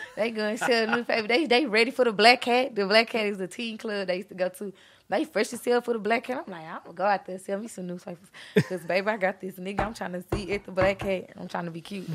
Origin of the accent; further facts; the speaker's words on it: Beaumont, Texas, United States; also born or lived in Houston; I came from Houston, but I'm from Beaumont